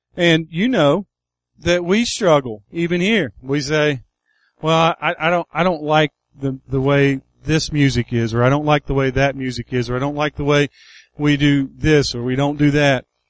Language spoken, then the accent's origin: English; United States; I was born on Buffalo Creek